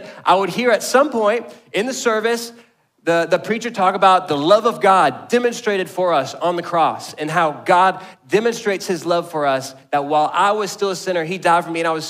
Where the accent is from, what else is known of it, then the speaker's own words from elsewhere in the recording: Garland, Texas, United States; I grew up in the South Garland, North Mesquite area of the Metroplex.